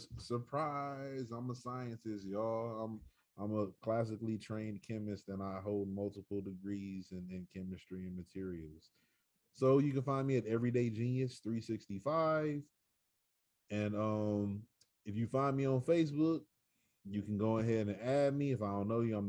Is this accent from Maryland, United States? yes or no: no; Michigan, United States; I am from Michigan, born and raised. I'm straight up bred from the midden